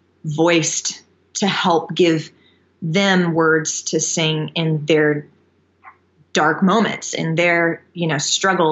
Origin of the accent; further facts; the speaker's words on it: Panama City, Florida, United States; moved away; a friend of mine from my hometown, Panama City, that I went to elementary school